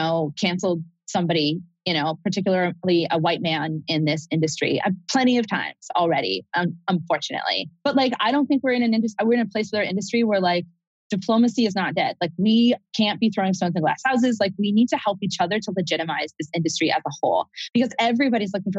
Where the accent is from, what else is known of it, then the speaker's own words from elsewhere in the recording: Vermont, United States; growing up in Vermont